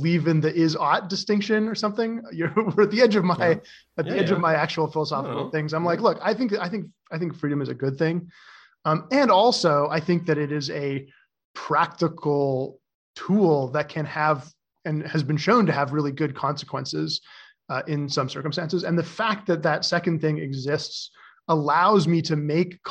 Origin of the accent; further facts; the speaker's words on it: Canada; moved away as an adult; now in San Francisco, United States; I was growing up in Canada